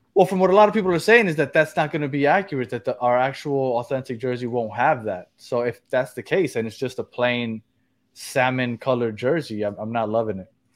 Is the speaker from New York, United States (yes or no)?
yes; New York, United States; I'm from New York, also